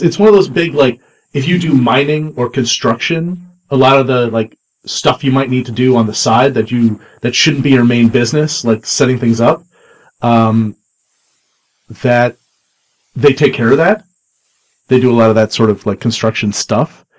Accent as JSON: {"language": "English", "country": "Canada", "said": "I'm a Canadian"}